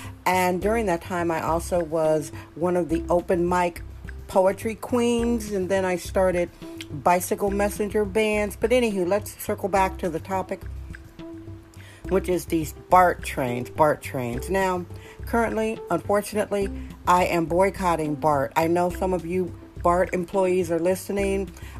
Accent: Milwaukee, Wisconsin, United States; now in San Francisco, United States; This is the time of year when I relocated from Wisconsin, from Milwaukee, so long ago.

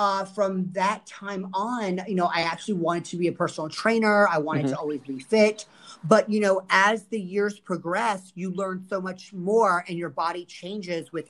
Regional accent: Fort Lauderdale, Florida, United States; I am born and raised in Fort Lauderdale, Florida, and I grew up here, and I've never left

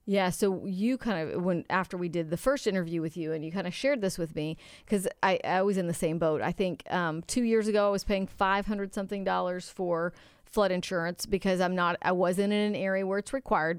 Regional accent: Houston, Texas, United States; growing up in Houston

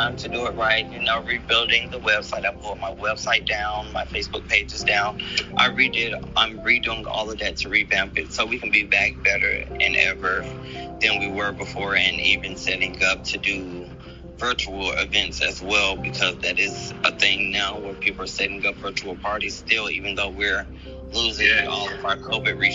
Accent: Atlanta, Georgia, United States; also born or lived in Florida; Born and raised in Atlanta

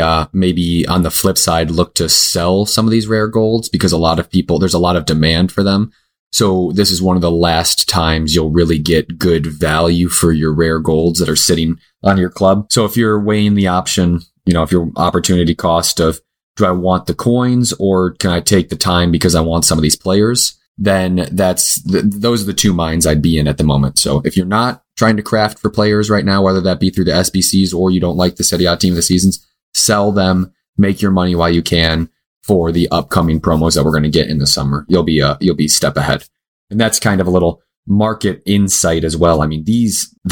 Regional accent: United States; we're from the United States

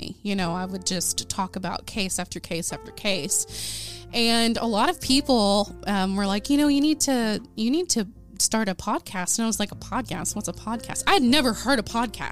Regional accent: Ada, Oklahoma, United States; my hometown of Ada, Oklahoma.

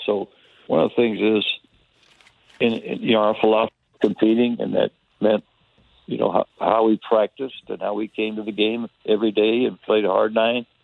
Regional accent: Tampa, Florida, United States; moved away; when I was a kid, I grew up in Tampa

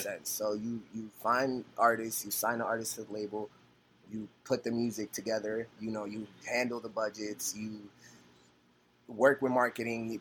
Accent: New York City, New York, United States; also born or lived in Dominican Republic (ancestry) / Los Angeles; I'm a kid from the Bronx, bro, from yeah. like 179 in Sedgwick and Burnside, right there.

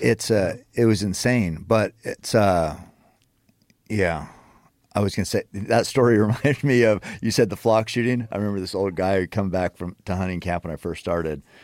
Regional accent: Western Oregon, United States; I grew up hunting in Western Oregon

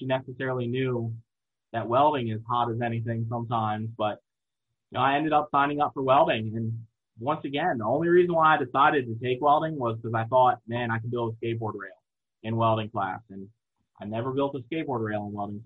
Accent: Eastern Shore of Virginia, United States; also born or lived in Newport News, Virginia; I'm from the Eastern Shore of Virginia, which is the little coastal part of Virginia

